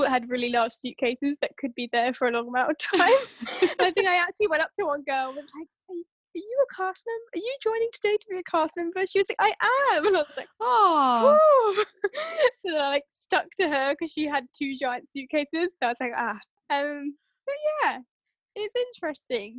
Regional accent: South East England, United Kingdom; I am from England, the southeast of England.

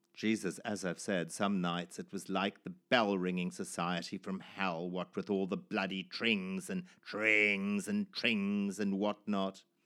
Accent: Zimbabwe; born or raised there; moved away

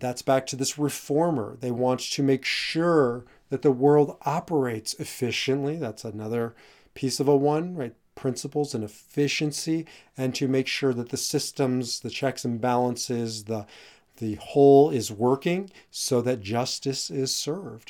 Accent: Omaha, Nebraska, United States; I grew up in Omaha, Nebraska

